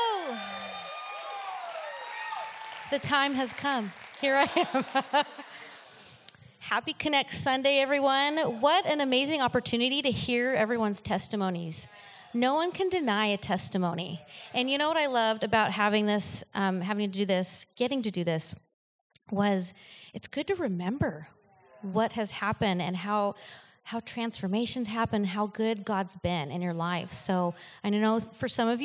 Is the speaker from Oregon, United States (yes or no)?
yes; Oregon, United States; moved away as an adult; also born or lived in Seattle, Washington; now in El Cajon, United States; I am actually from Oregon. I'm not a native here